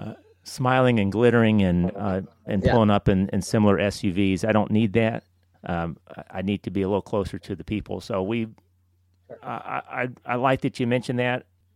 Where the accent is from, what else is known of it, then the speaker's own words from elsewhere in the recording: Birmingham, Alabama, United States; also born or lived in Chicago / Northern Virginia / Florence, Alabama; You know, we moved from Chicago to Northern Virginia to Florence, Alabama. That was a culture shock. Mm-hmm. Then to Birmingham.